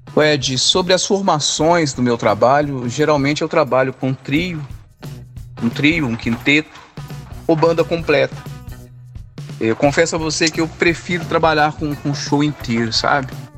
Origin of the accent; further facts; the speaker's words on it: Brumadinho, Minas Gerais, Brazil; eu sou natural de Brumadinho, nascido e criado, ainda não arredei o pé daqui